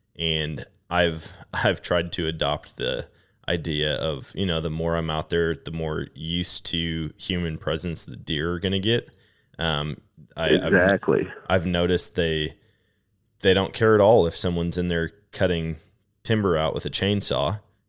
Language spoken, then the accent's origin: English; Wisconsin, United States; that's completely opposite of what I grew up experiencing in Wisconsin.